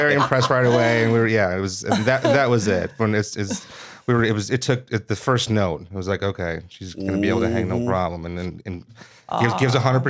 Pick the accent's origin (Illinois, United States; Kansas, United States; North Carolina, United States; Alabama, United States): Illinois, United States; Mount Prospect; moved away; Yeah, I was in Mount Prospect, which is a suburb of Chicago.